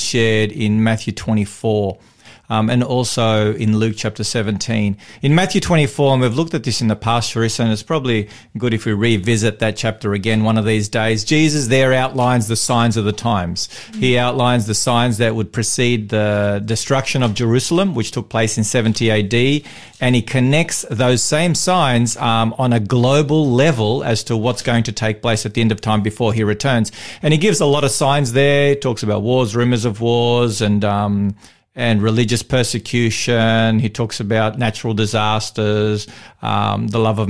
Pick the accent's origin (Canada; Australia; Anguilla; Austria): Australia; Victoria; in Victoria, I'm a Victorian. I was born in Victoria